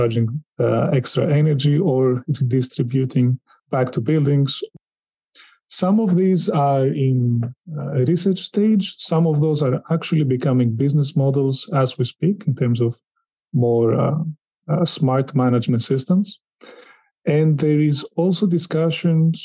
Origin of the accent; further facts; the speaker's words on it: Greece; in my home country, Greece